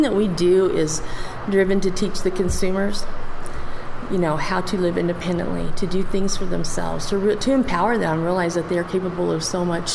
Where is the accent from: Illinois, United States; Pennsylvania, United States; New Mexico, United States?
New Mexico, United States; Farmington; also born or lived in Santa Paula, California / Aztec, New Mexico; this has always been my hometown